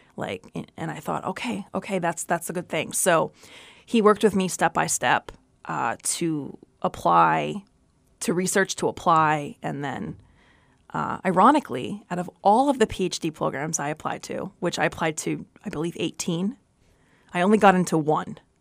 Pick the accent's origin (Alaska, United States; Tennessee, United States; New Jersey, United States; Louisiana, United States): New Jersey, United States; also born or lived in Brooklyn, New York / North Dakota; I was born in Brooklyn, raised in Jersey